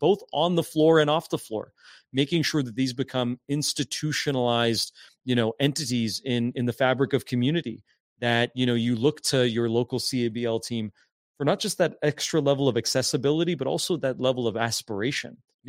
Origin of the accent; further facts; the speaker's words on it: Hamilton, Ontario, Canada; growing up in Stony Creek, Hamilton area, you know, we played our CYO kind of championship games.